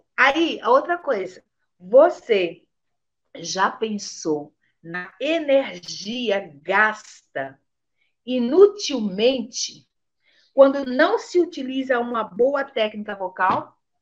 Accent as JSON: {"language": "Portuguese", "town": "Aracaju", "region": "Sergipe", "country": "Brazil", "tie": "born or raised there", "moved": "yes", "said": "lá na minha terra, em Aracaju"}